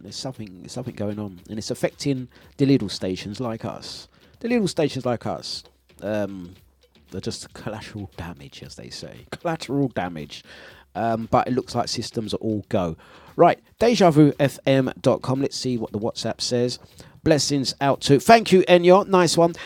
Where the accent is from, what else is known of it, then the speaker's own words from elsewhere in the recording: London, United Kingdom; accent: cockney; I'm originally from Waltham Forest